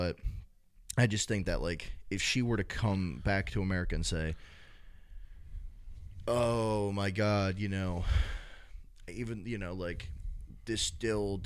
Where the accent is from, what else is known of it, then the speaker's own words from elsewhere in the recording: United States; As an American